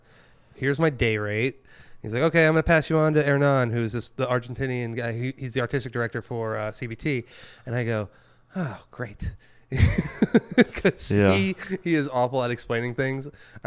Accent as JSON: {"language": "English", "region": "the South", "country": "United States", "tie": "born or raised there", "said": "especially about, like, growing up in the South, I was Catholic, right? And so I'd grow up Catholic."}